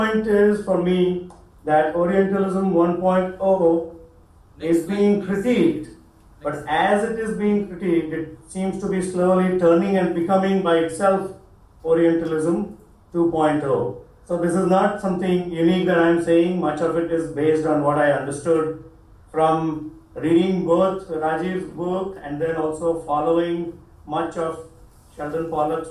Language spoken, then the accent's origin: English; India; moved away as an adult; now in Toledo, United States; I grew up in India, and after completing my bachelor's, came to the US, got two masters. I live and work in the Toledo area, Ohio